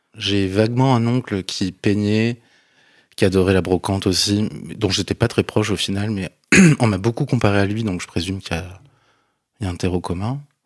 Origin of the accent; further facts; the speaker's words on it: Bordeaux, Nouvelle-Aquitaine, France; moved away as an adult; je suis de Bordeaux